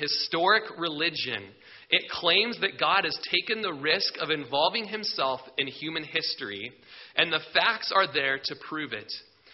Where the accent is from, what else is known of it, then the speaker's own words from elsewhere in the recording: Klamath Falls, Oregon, United States; I grew up in Klamath Falls